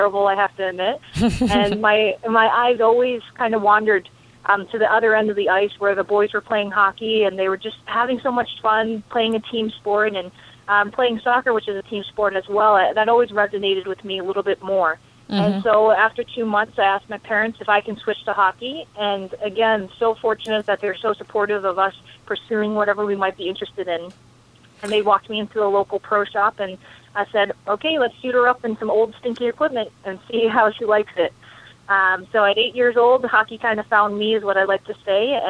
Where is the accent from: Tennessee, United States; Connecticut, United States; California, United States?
Connecticut, United States; I grew up in Connecticut